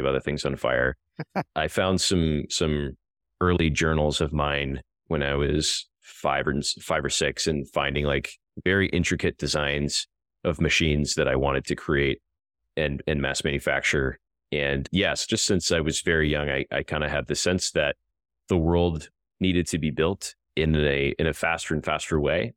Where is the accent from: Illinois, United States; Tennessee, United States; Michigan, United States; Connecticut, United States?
Illinois, United States; a farm in the middle of; born or raised there